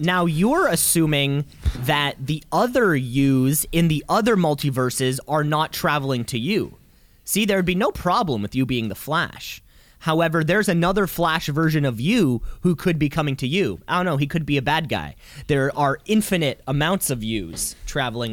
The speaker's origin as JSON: {"language": "English", "country": "Canada", "said": "I'm Canadian"}